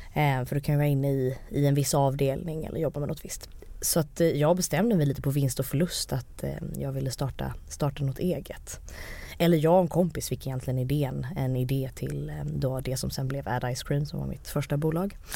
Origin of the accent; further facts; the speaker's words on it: Malmö, Skåne, Sweden; moved away as an adult; also born or lived in United States; Jag kommer ju från Malmö med två naturvetarföräldrar